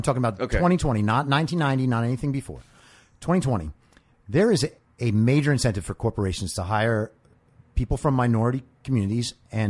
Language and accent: English; New York, United States; moved away as an adult; now in Los Angeles, United States; I'm from a little town in New York